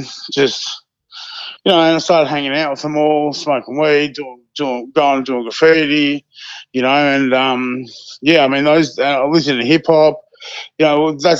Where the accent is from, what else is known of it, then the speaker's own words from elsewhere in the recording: Hawthorn, Victoria, Australia; I'm from Hawthorne.